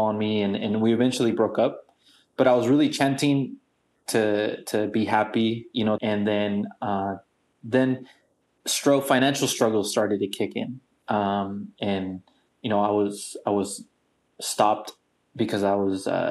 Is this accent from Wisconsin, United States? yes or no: no; San Diego, California, United States; also born or lived in Tijuana, Mexico; born and raised in San Diego and Mexico, TJ, because I do have family in Mexico